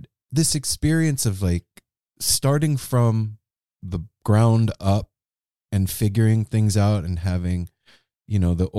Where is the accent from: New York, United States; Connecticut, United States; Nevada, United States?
Nevada, United States; Las Vegas; now in Pacific Northwest, United States; We live in the Pacific Northwest now, but we came originally from the Southwest part of the United States, from Las Vegas.